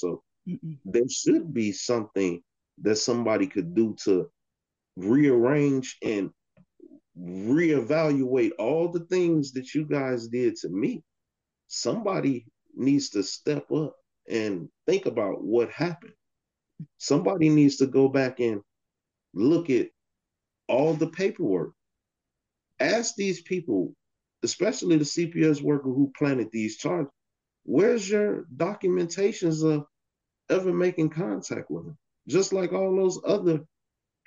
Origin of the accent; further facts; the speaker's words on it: Chicago, Illinois, United States; now in Holland, United States; I'm originally from Chicago